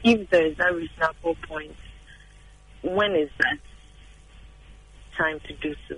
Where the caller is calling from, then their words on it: Adenta, Greater Accra, Ghana; I'm calling from Adenta.